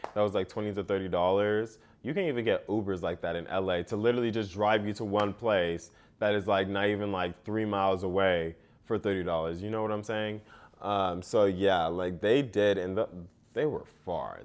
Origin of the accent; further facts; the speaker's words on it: United States; being an American and coming to that country